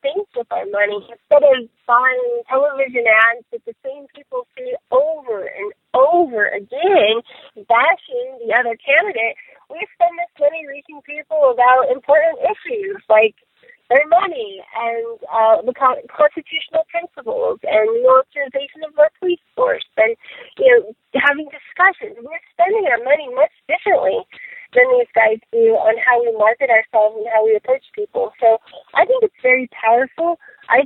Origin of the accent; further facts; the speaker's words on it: Pueblo, Colorado, United States; I'm from Pueblo